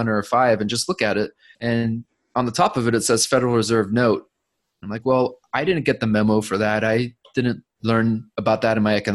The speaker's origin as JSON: {"language": "English", "area": "Orange County", "region": "California", "country": "United States", "tie": "born or raised there", "said": "I grew up in Orange County, California"}